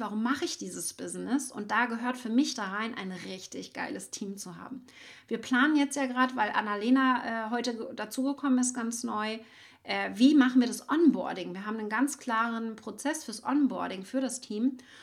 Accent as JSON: {"language": "German", "town": "Schwerin", "region": "Mecklenburg-Vorpommern", "country": "Germany", "said": "ich bin ja aus Mecklenburg-Vorpommern in Schwerin"}